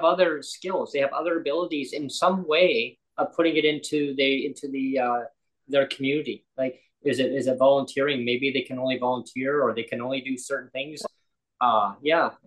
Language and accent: English; Langley, British Columbia, Canada; moved away as an adult; also born or lived in Nanaimo; I wanted to live in the Lower Mainland because that's where I grew up. I grew up in my hometown of Langley